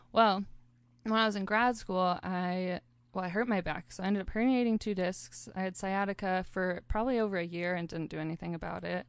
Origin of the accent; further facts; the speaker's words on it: Sandpoint, Idaho, United States; moved away as an adult; also born or lived in Mission Viejo, California / Spokane, Washington; now in Seattle, United States; when I was about four, about to turn five, we moved to the beautiful Sandpoint, Idaho. Um, and that's where my youngest sister Holly was born. And we've all grown up here